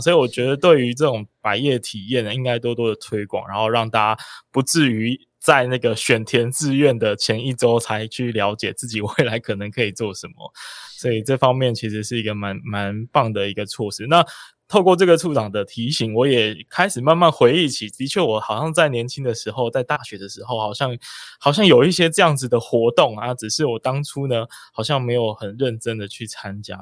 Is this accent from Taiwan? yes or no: yes; Kaohsiung, Taiwan; 其实台中呢，不是我的家乡啊，但是呢，呃，我的家乡其实是在高雄啦